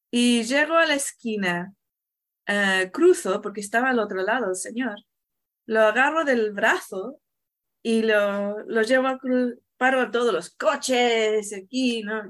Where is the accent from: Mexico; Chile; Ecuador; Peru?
Chile; yo vengo de, yo nací en Chile